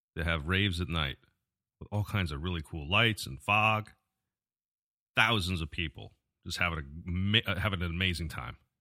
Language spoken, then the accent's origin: English; Albany, New York, United States; moved away as an adult; now in Florida, United States; I was born and raised in New York. I grew up in the Albany area.